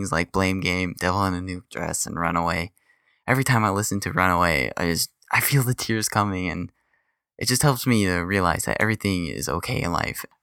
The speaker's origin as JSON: {"language": "English", "town": "Chesapeake", "region": "Virginia", "country": "United States", "said": "I'm from Chesapeake, Virginia."}